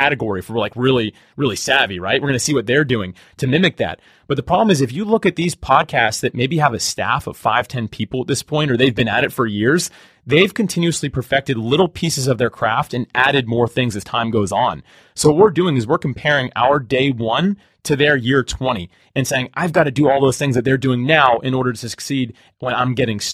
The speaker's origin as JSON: {"language": "English", "town": "Jacksonville", "region": "Florida", "country": "United States", "tie": "born or raised there", "said": "I grew up in Jacksonville, Florida, still live here"}